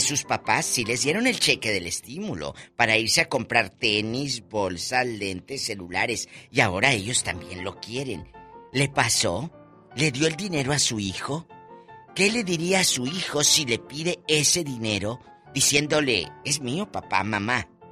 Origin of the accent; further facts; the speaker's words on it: Mexico; cómo somos los mexicanos